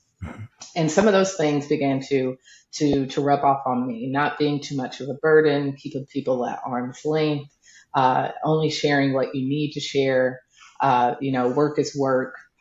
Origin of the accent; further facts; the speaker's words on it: the South, United States; So I'm a Southern girl. And I come from a very Southern, you know, Baptist family